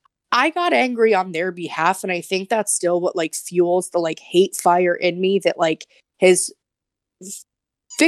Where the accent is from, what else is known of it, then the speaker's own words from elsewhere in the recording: Connecticut, United States; I'm from Connecticut